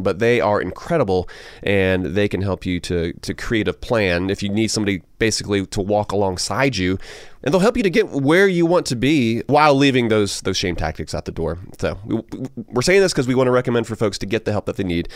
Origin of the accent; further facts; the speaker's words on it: Augusta, Georgia, United States; moved away; Augusta, Georgia, my uh, my hometown